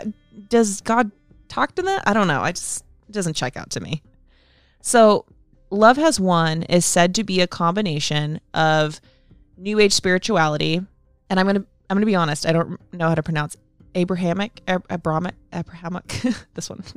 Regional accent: Sonoma, California, United States; my hometown of Sonoma

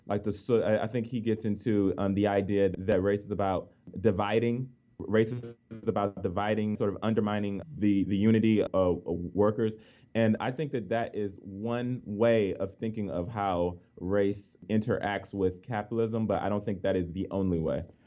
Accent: Washington, District of Columbia, United States; moved away; I grew up in the Washington D.C. area, both of my parents grew up in the Washington D.C. area

